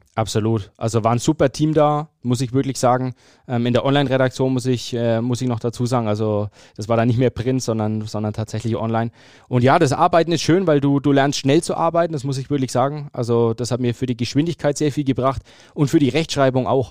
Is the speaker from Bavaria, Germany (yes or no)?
yes; Fürth, Bavaria, Germany; Ich bin geboren und aufgewachsen in Fürth